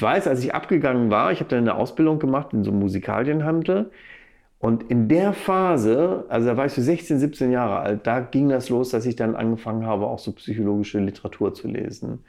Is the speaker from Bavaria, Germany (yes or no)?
no; Bielefeld, North Rhine-Westphalia, Germany; also born or lived in Arnsberg / Hagen / Dortmund; now in Gütersloh, Germany; mit fünf bin ich dann nach Bielefeld gezogen und da habe ich dann auch meine Kindheit und auch einen großen Teil meines Erwachsenenlebens äh, verbracht.